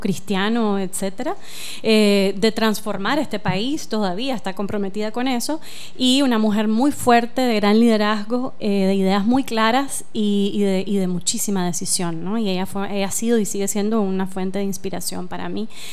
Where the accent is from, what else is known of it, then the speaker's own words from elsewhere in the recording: Nicaragua; todos y todas como, como nicaragüenses vivimos la guerra en esa época